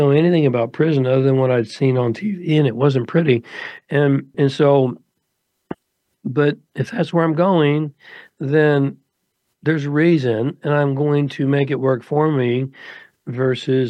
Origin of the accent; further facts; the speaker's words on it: United States; I grew up in America.